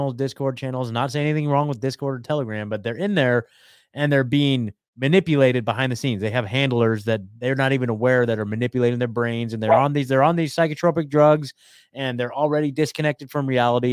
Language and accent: English; Eugene, Oregon, United States; I'm from Eugene